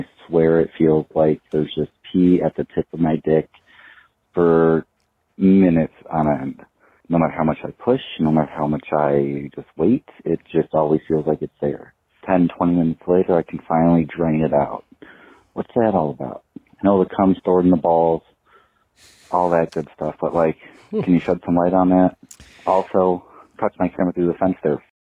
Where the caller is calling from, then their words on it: Wisconsin, United States; I'm a mommy from Wisconsin